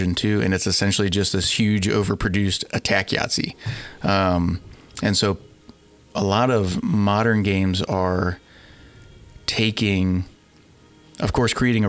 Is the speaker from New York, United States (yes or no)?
no; Wooster, Ohio, United States; moved away as an adult; also born or lived in Dayton, Ohio / Oxford, Ohio / Lexington, Kentucky; now in Cincinnati, United States; I'm from Worcester, Ohio